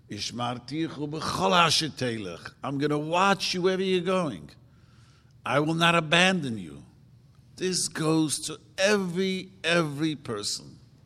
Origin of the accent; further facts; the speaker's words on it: Williamsburg, New York, United States; I grew up in Williamsburg, and we used to fight with the Puerto Ricans.